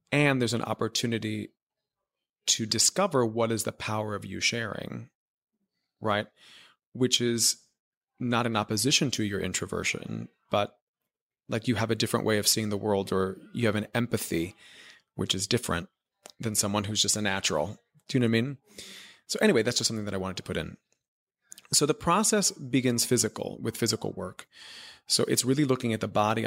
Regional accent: Miami, Florida, United States; moved away as an adult; also born or lived in New York; growing up in Miami, Florida, which is where I'm from

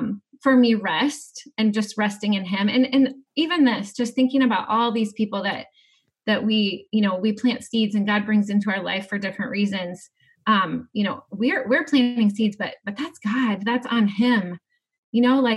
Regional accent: Atlantic, Iowa, United States; Southwest Iowa. So I grew up in Atlantic

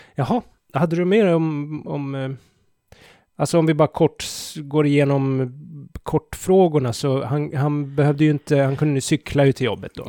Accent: Sweden

